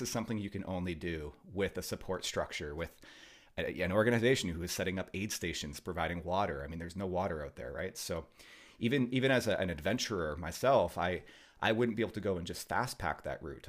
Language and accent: English; Vancouver, British Columbia, Canada; growing up in Vancouver here